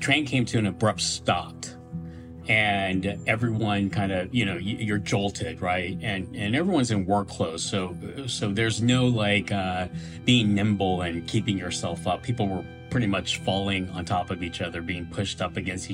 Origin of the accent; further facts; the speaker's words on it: Hutchinson, Kansas, United States; moved away as an adult; also born or lived in New York; I grew up in Hutchinson, Kansas.